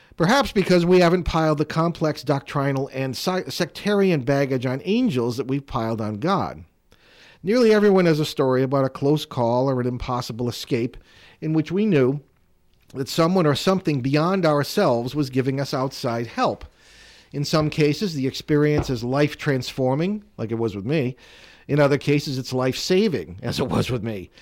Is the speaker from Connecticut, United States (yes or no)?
yes; Connecticut, United States; I grew up in Connecticut